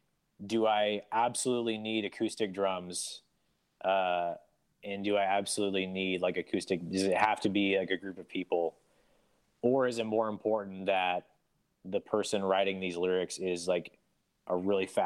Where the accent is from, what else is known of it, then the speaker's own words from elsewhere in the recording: Portland, Oregon, United States; I grew up in Portland, Oregon